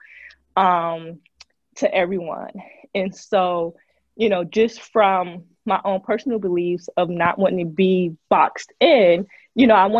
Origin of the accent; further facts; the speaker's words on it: New Jersey, United States; moved away as an adult; now in Memphis, United States; I'm originally from Jersey, and I moved to Memphis.